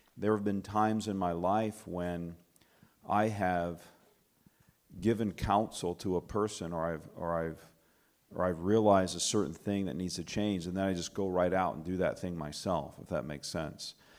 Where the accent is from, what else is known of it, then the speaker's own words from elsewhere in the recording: Alabama, United States; now in Michigan, United States; I'm from Michigan. I grew up in Alabama, though, just about an hour and a half south of here